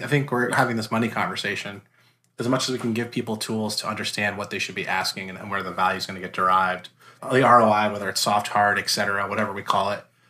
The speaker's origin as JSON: {"language": "English", "region": "New Jersey", "country": "United States", "moved": "yes", "lives_now": "Florida, United States", "said": "I'm originally from New Jersey."}